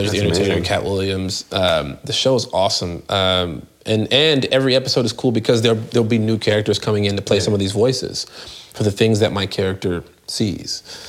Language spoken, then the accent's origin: English; London, United Kingdom; I am British. I only do American. Just to stay in rhythm with my American dialect, but born and raised in London.